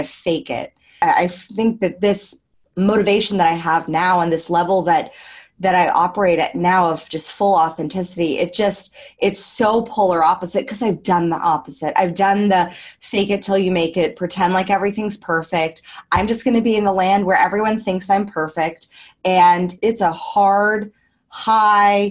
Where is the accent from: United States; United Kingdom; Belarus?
United States; moved away as an adult; now in Australia; I am an American just living the dream abroad